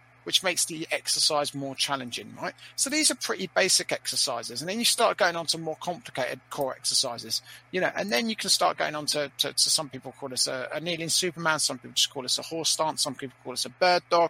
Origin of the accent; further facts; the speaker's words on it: United Kingdom; as a Brit